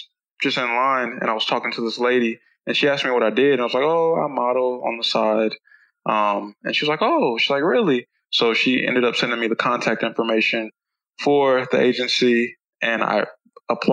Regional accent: Columbus, Ohio, United States; moved away as an adult; now in Dallas, United States; I'm originally from Columbus, Ohio. And I always lived there

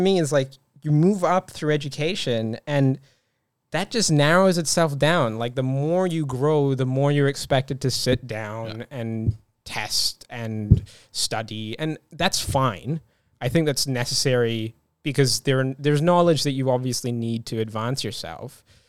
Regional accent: Dunedin, Otago, New Zealand; I was born here, but I was born in Dunedin, which is a very, you know, not culturally diverse place in New Zealand. But even in saying that, my school in Dunedin was incredibly culturally diverse.

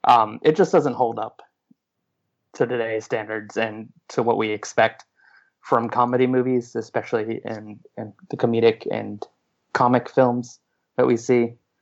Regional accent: upstate New York, United States; I grew up in upstate New York, literally an hour away from the border. Most people would say we are more Canadian than most Canadians are.

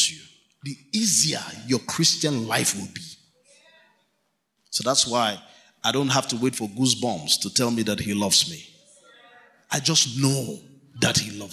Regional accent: Kano, Kano State, Nigeria; We grew up in Kano together

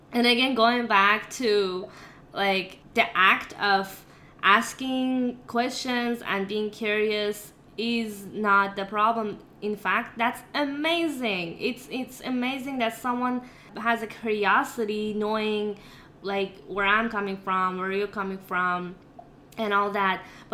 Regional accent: Iran; English is a second language; moved away; also born or lived in Seattle; I'm Persian or I'm from Iran

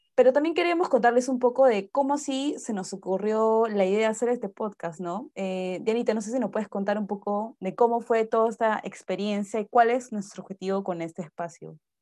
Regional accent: Peru; soy peruana de nacimiento

